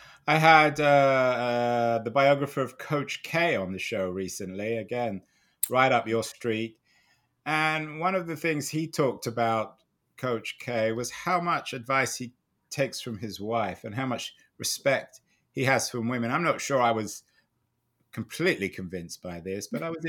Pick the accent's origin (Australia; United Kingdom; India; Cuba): United Kingdom; England; moved away; I grew up in England